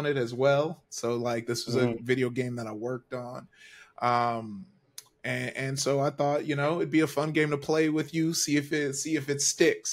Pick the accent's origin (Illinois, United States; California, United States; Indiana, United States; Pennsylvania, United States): California, United States; Compton; also born or lived in Downey, California / Long Beach, California; I grew up in L.A. I was in Compton, California for a hot sec. I mean, that's where I grew up